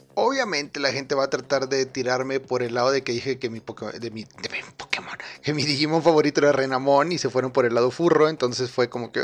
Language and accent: Spanish; Spain; soy de España.